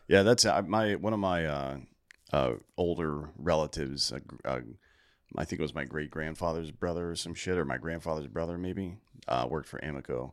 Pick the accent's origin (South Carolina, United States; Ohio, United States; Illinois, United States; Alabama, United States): South Carolina, United States; Greenville; Greenville, South Carolina